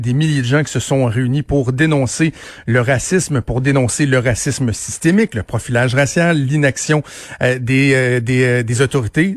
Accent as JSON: {"language": "French", "region": "Quebec", "country": "Canada", "said": "je suis un Québécois blanc"}